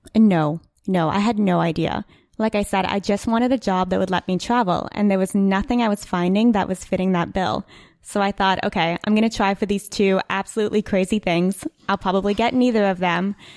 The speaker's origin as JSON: {"language": "English", "town": "Ottawa", "region": "Ontario", "country": "Canada", "said": "I'm from Ottawa"}